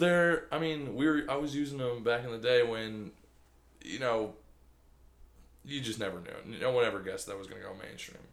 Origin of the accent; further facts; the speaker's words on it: Michigan, United States; I'm Michigan